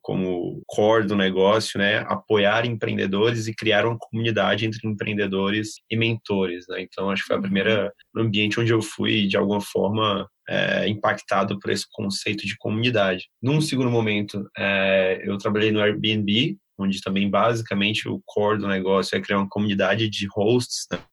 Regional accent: Fortaleza, Ceará, Brazil; moved away as an adult; now in São Paulo, Brazil; sou de Fortaleza, do Ceará, tô, moro aqui em São Paulo aí já faz uns seis anos

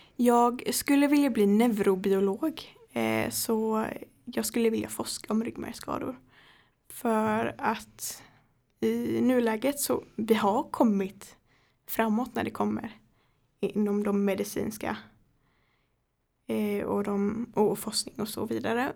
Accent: Högsby, Kalmar County, Sweden; jag kommer från Högsby så jag pendlar eh, cirka sju mil.

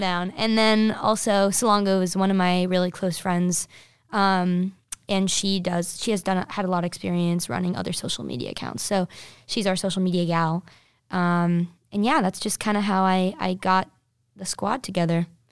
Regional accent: New Jersey, United States; I'm from New Jersey

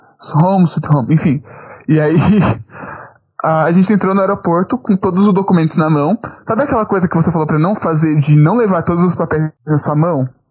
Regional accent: Brazil; eu me reafirmei como brasileiro

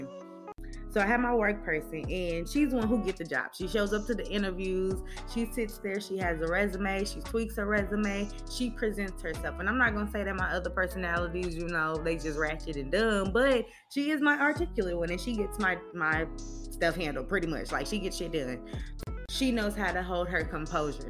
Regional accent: California, United States; I'm from California

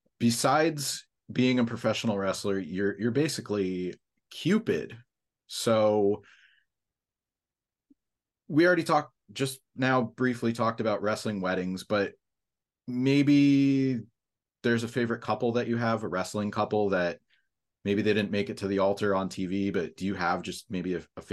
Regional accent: Pennsylvania, United States; I'm all from Pennsylvania. I went to college in Pennsylvania

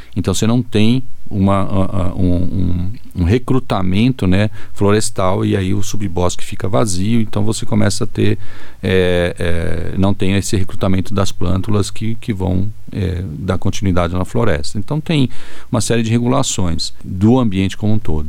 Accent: São Paulo, Brazil; also born or lived in Viçosa; Eu sou de São Paulo, então frequentava o zoológico

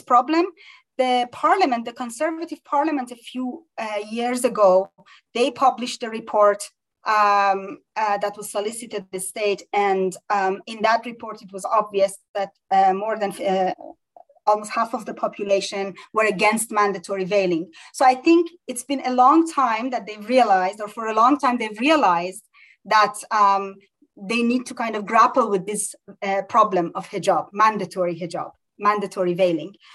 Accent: Iran; moved away; we grew up in Iran

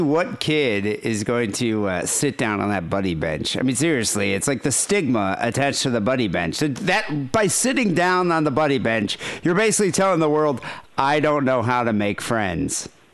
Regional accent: Michigan, United States; I'm from Michigan

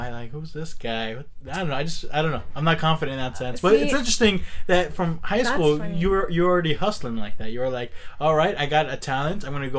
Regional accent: Milpitas, California, United States; Like, I grew up in Mopeda

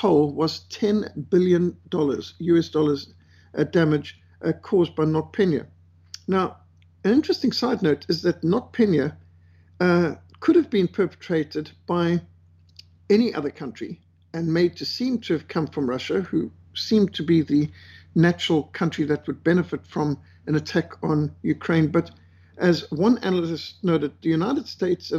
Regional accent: Cape Town, Western Cape, South Africa; in Cape Town, my hometown

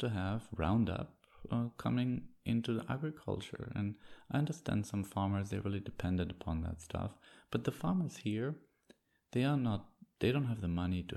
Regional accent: East Germany, Germany; moved away; I grew up in East Germany

